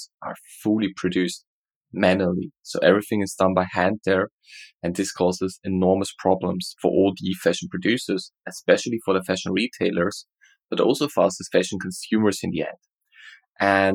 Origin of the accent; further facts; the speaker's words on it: Austria; I'm from Austria.